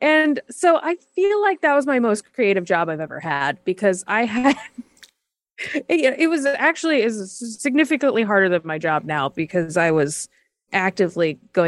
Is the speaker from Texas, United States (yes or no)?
yes; Fort Worth, Texas, United States; also born or lived in Kansas City, Missouri; Yes, I grew up in both Fort Worth, Texas, and a suburb of Kansas City, Missouri.